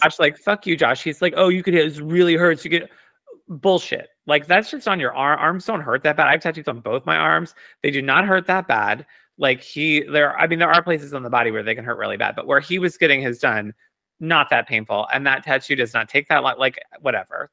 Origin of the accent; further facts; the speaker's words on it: United States; I'm, like, Italian, but I'm American